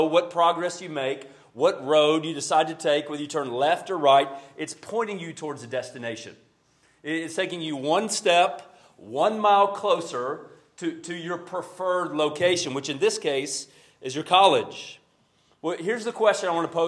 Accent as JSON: {"language": "English", "town": "Carrollton", "region": "Georgia", "country": "United States", "said": "I'm from Carrollton, Georgia"}